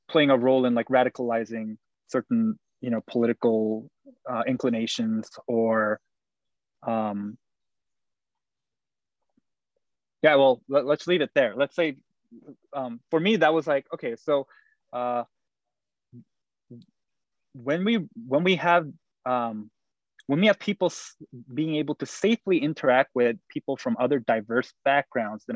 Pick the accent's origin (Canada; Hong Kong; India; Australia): Canada; Vancouver, British Columbia; moved away as an adult; also born or lived in South Korea; now in United States; I come from South Korea. Some of my family's in South Korea. I grew up in Vancouver